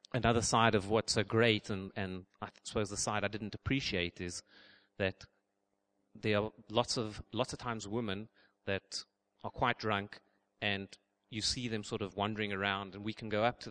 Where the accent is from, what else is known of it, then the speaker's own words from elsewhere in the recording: South Africa; moved away; I'm from South Africa, we call them pants.